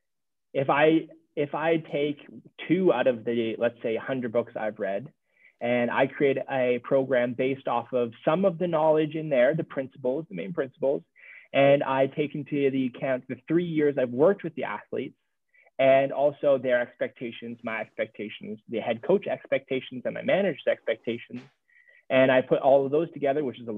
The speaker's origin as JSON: {"language": "English", "country": "Jamaica", "said": "I'm Jamaican"}